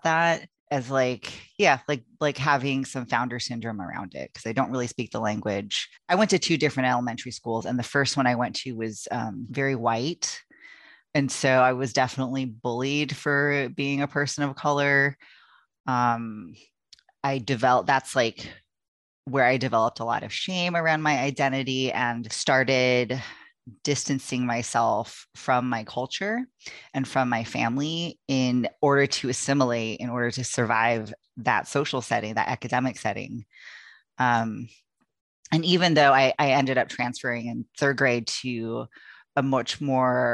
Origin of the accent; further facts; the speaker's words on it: California, United States; I grew up in California. That's where I was born.